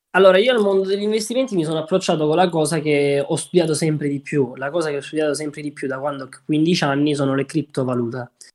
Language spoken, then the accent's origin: Italian; Southern Italy, Italy; moved away as an adult; io essendo un terrone doc non ero abituato al freddo del nord